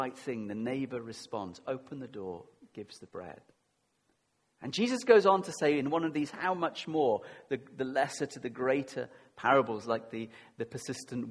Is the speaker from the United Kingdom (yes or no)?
yes; United Kingdom; we're very British